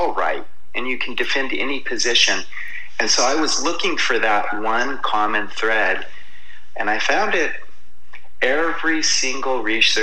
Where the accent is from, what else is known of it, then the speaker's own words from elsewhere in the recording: United States; we grew up in excess in America